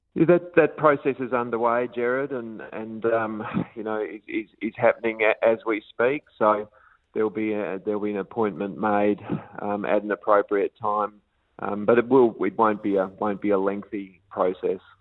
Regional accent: WA, Western Australia, Australia; my home state in WA

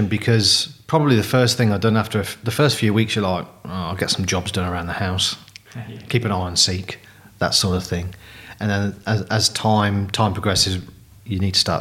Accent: Coventry, West Midlands, United Kingdom; moved away as an adult; also born or lived in Queensland, Australia; now in Australia; You probably gathered from my accent, I'm not a local boy. So originally from Coventry in the UK.

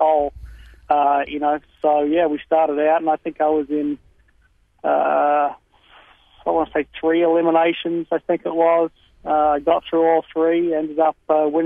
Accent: Brisbane, Queensland, Australia; moved away as an adult; also born or lived in Texas, United States; now in United States; I was born and raised in Brisbane, lived over there in Australia until about 1997.

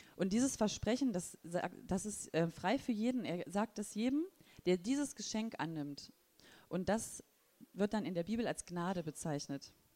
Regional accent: Thuringia, Germany; now in Wolfsburg, Germany; ich komme auch aus dem ehemaligen Osten und zwar aus Thüringen. Und ähm, genau. Da bin ich aufgewachsen

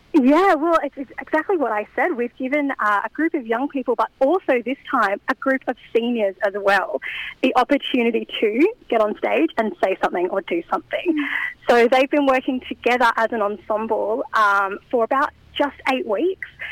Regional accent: Newcastle, New South Wales, Australia; also born or lived in Bathurst / Sydney; I moved back to Newcastle, my hometown

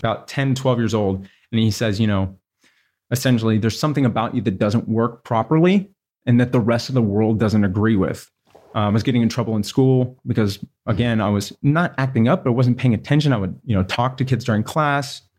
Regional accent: Houston, Texas, United States; I grew up, I was born in Houston, Texas, which is the largest city in Texas

